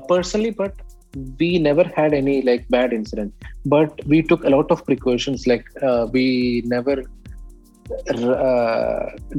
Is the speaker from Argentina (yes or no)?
no; Kerala, India; moved away as an adult; now in Dubai, United Arab Emirates; as an Indian